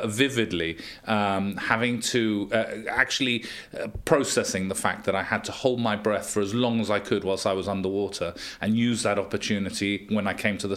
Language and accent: English; Gibraltar; growing up in Gibraltar, it was always a safe place